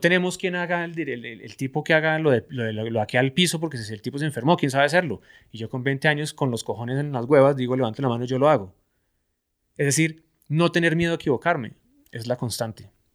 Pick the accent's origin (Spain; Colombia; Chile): Colombia; como buen colombiano